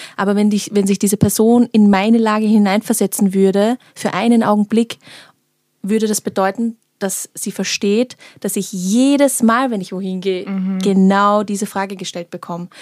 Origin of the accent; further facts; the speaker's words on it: Austria; ich bin in Österreich geboren